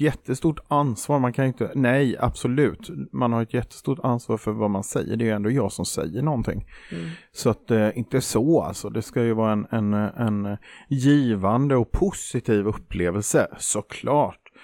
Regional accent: Småland, Sweden; moved away; jag är ju från Småland

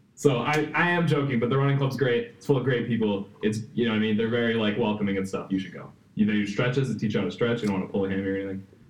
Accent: Wisconsin, United States; I was born and raised here

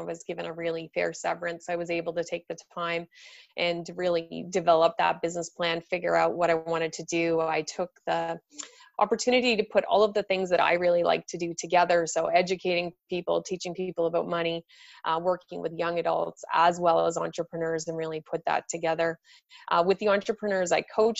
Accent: east coast of Canada, Atlantic Canada, Canada; now in Toronto, Canada; I'm originally born on the east coast of Canada

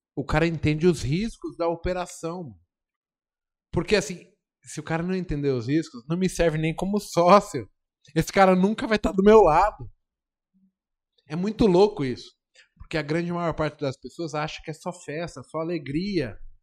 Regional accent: Brazil; moved away; eu saí da Brasilândia

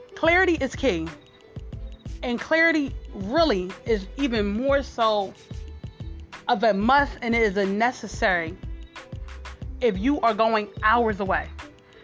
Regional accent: Philadelphia, Pennsylvania, United States; I'm from Philadelphia, Pennsylvania.

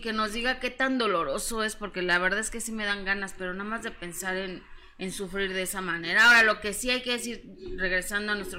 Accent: Mexico City, Mexico; soy de, del DF, de la Ciudad de México, oriunda de la Ciudad de México

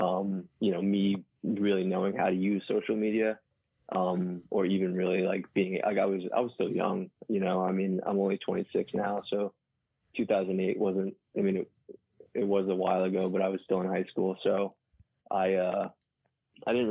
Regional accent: Orange County, New York, United States; also born or lived in Staten Island, New York; I lived there until I was about, I was in first grade when we moved, and we live in the Hudson Valley area now. And I've been here since like the late 90s.

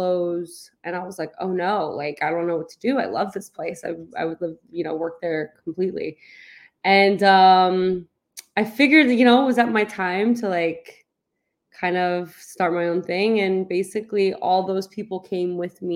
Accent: right outside Manhattan, New Jersey, United States; moved away as an adult; now in Los Angeles, United States; I grew up right outside Manhattan

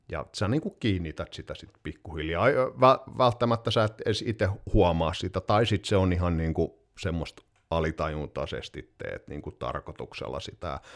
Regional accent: Vaasa, Ostrobothnia, Finland; moved away; also born or lived in Turku; mä olin Vaasasta kotoisin

